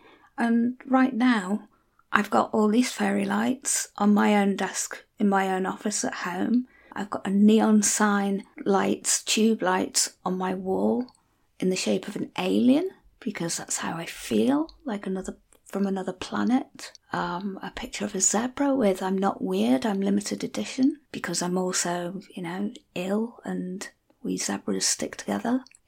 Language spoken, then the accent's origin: English; North West England, United Kingdom; accent: Scouse; not that there's anything common about being a Scouser, but I will often be accused of being a bit posh because I don't talk with a normal Scouse accent or Wirral accent. But I can if you want me to.